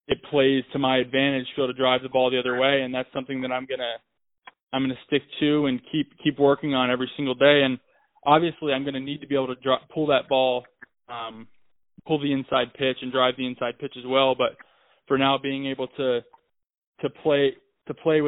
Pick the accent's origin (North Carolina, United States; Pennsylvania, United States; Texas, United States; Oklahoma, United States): Pennsylvania, United States; Philadelphia; I'm from Philadelphia.